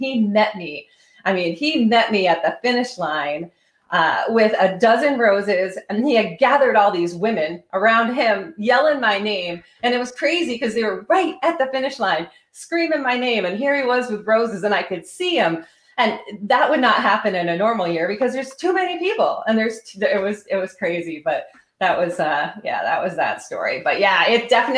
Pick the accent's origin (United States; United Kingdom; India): United States; Vermont; because I grew up in Vermont